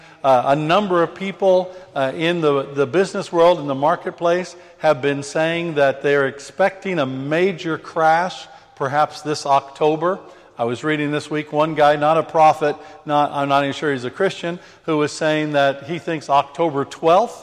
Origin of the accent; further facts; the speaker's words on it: United Kingdom; I'm British. I'm a British man.